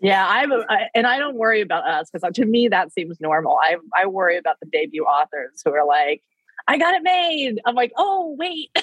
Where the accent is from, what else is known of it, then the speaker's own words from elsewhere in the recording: Wichita, Kansas, United States; I grew up in Wichita, Kansas